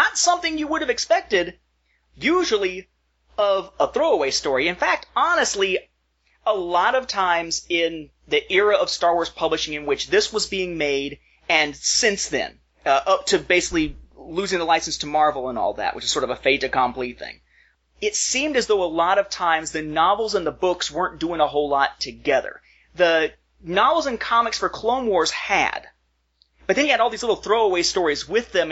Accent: United States; we're American fans

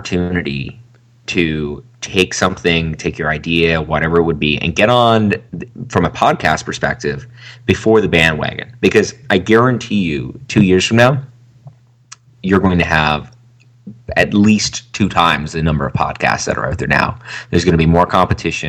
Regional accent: Canada; I'm from Canada

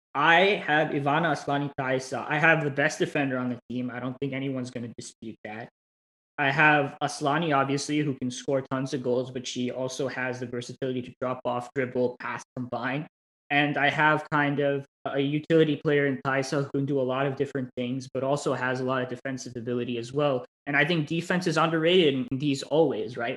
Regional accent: United States; as an American

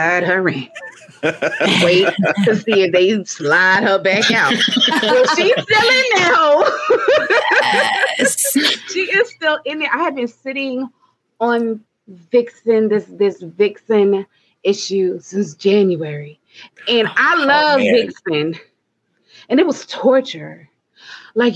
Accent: New Jersey, United States; I'm from Jersey

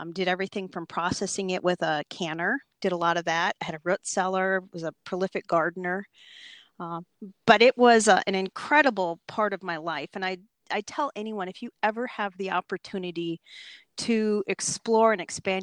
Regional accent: Minnesota, United States; moved away as an adult; also born or lived in Alaska; I'm originally from Minnesota and moved up to Alaska when I was young and eager

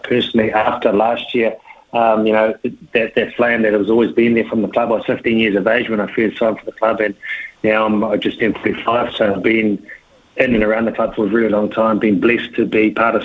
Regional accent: Queensland, Australia; I'm a Queenslander

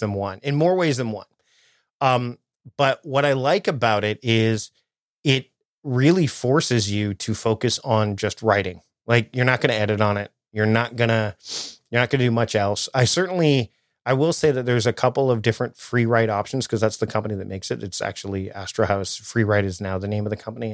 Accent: Toronto, Ontario, Canada; moved away as an adult; now in Victoria, Canada; I'm originally from the Toronto area, and then I moved out to Victoria, BC, which is where I am now

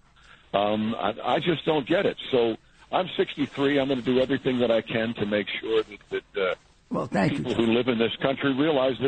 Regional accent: Mount Kisco, New York, United States; I'm from Mount Kisco

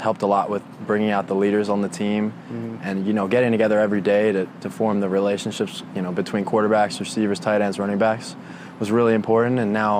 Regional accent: York, Pennsylvania, United States; my hometown of York.

